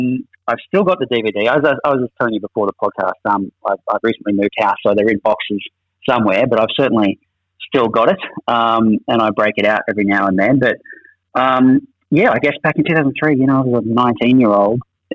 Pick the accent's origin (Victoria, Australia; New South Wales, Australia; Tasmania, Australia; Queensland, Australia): New South Wales, Australia; Orange; So I'm from Orange, which is nearby, similar neck of the woods, kind of country New South Wales.